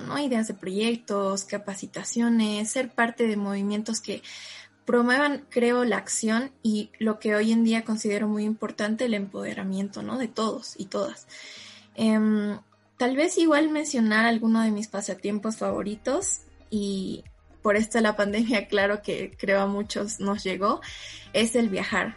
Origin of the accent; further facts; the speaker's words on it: Cochabamba, Bolivia; soy de Cochabamba